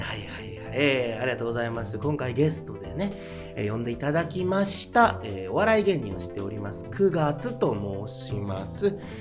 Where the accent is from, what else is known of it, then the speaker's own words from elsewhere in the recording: Hachinohe, Aomori, Japan; moved away as an adult; also born or lived in Kyoto; now in Tokyo, Japan; 僕、生まれ育ちが青森県 の八戸市というところで